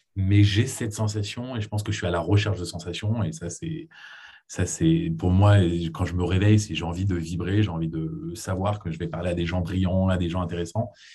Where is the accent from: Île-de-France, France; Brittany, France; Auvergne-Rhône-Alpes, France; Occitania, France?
Île-de-France, France; Paris; moved away as an adult; also born or lived in United States / Israel / Boston / New York; je suis né aux États-Unis, ensuite on a déménagé avec ma famille à Paris, c'est là où j'ai grandi.